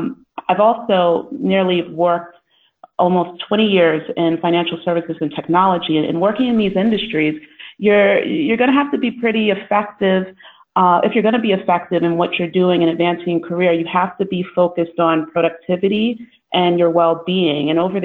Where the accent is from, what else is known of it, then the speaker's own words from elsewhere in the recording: New York, United States; now in London, United Kingdom; No, I am based in wonderful London. But yes, you've caught on correctly. I'm originally from New York.